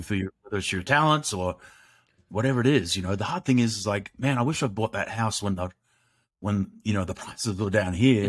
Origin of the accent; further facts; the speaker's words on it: Australia; growing up in Australia, which is a great country